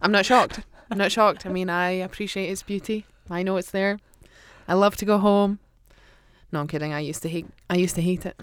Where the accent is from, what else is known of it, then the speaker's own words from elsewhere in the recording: Aberdeen, Scotland, United Kingdom; I grew up with a home team, and I grew up in Aberdeen